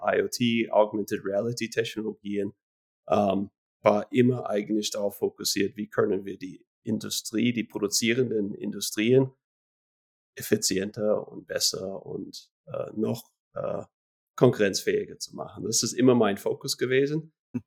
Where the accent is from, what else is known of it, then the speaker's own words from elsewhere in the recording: Florida, United States; moved away as an adult; now in Switzerland; ich stamme eigentlich aus den USA, aus Florida, mhm. ähm, bin aber seit 2005